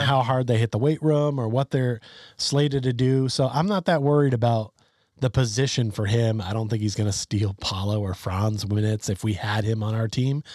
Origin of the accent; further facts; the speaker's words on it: Vermont, United States; I grew up in Vermont, which is even further away